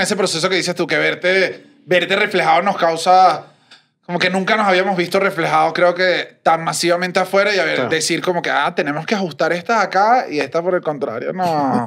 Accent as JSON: {"language": "Spanish", "country": "Venezuela", "moved": "yes", "said": "como venezolanos"}